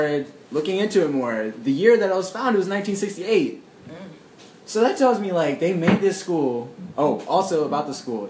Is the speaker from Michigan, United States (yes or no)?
no; Mississippi, United States; now in San Antonio, United States; I'm Chinese, but I had a very different experience, I feel like, than Judy did. Mm-hmm. I grew up in Mississippi.